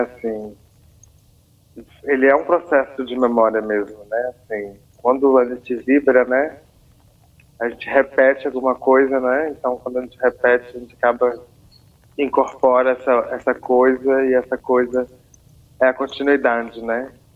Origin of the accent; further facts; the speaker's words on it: Congonhas, Minas Gerais, Brazil; eu nasci em Congonhas, né, onde eu estou agora, aqui em Minas Gerais